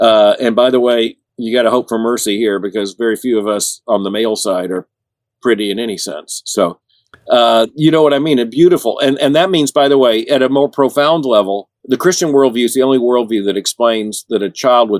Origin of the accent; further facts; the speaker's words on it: Central Florida, United States; we moved from Central Florida, which is really a part of the South, to South Florida